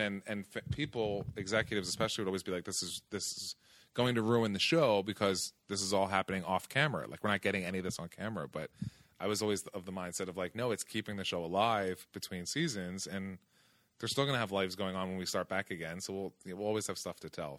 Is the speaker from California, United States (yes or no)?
no; outside of Philadelphia, New Jersey, United States; moved away; I grew up in, in, outside of Philadelphia, in South Jersey.